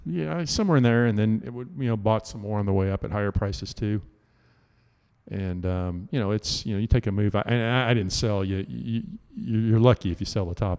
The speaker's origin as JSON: {"language": "English", "town": "Houston", "region": "Texas", "country": "United States", "tie": "born or raised there", "said": "growing up in Houston, a lot of pine trees"}